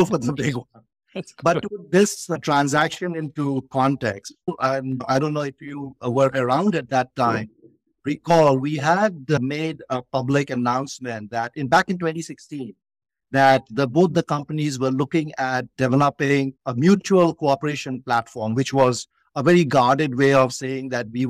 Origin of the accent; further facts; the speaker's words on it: India; growing up in India